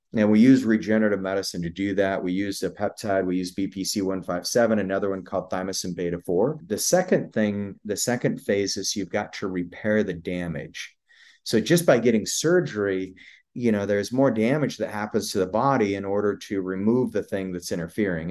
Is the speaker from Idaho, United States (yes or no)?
yes; Idaho, United States; I, I grew up in Idaho, grew up on a cattle ranch.